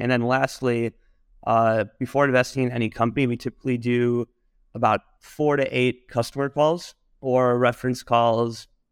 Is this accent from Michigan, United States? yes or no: yes; Michigan, United States; moved away; also born or lived in New York; I'm originally from Michigan, and, uh, I, uh, initially moved to New York